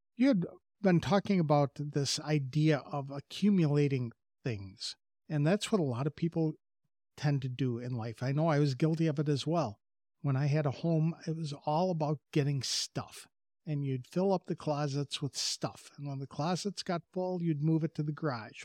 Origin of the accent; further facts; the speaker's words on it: Wisconsin, United States; moved away; I come from Wisconsin, and there are a lot of farm families up there